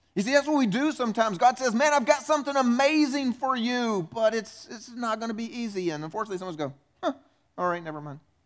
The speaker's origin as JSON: {"language": "English", "region": "South Carolina", "country": "United States", "said": "I'm from South Carolina"}